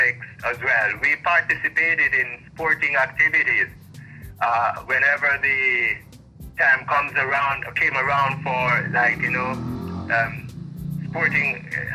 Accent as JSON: {"language": "English", "town": "Kilmarnock", "region": "Saint Elizabeth", "country": "Jamaica", "tie": "born or raised there", "also_born_or_lived": "Kingston", "said": "I was born in Kilmarnock, St. Elizabeth. I grew up in this community"}